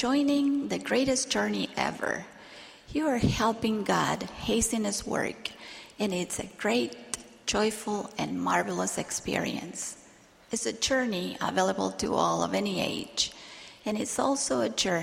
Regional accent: Argentina; while I was growing up in Argentina.

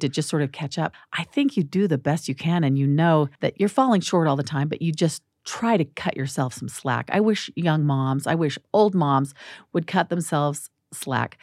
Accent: Phoenix, Arizona, United States; also born or lived in Washington, D.C.; now in Salt Lake City, United States; I'm from Phoenix. I'm an Arizona girl

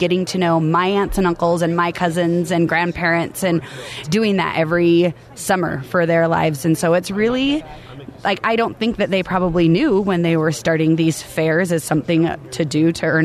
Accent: Eugene, Oregon, United States; we grew up in Eugene, Oregon

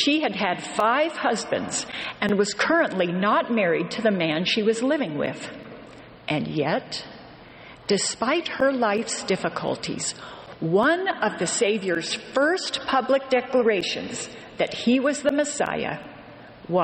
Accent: Western New York, United States; I grew up in Western New York

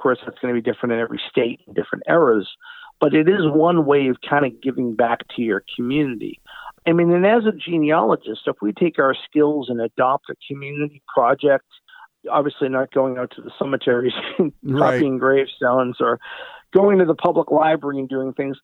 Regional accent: Massachusetts, United States; my hometown in Massachusetts

